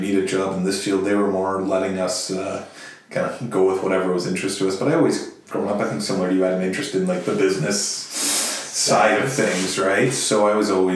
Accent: Sudbury, Ontario, Canada; Sudbury's home, right? That's where I grew up

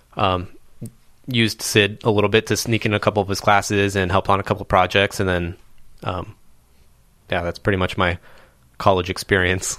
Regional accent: Anaheim, California, United States; I was born in Anaheim, California

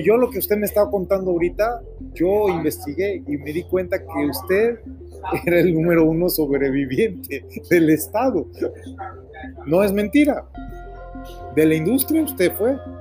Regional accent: Mexico; also born or lived in Stamford, Connecticut, United States; now in Spain; yo también crecí en México, también me siento mexicano, aunque yo nací en Stanford, Connecticut, yo nací en Estados Unidos, yo crecí en México

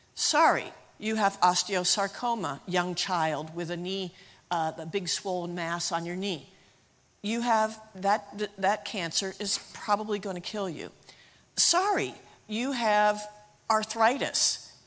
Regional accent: United States; moved away as an adult; now in Zimbabwe; I'm from Lisbethan, and so I'm just from down the road, and I went to King College, so I'm just a local girl

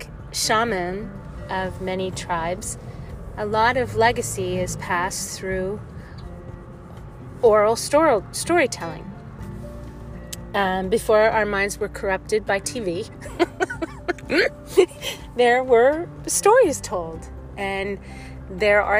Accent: New Jersey, United States; now in California, United States; I forget how blessed I was to have such a huge family growing up in New Jersey, even though when I moved to California

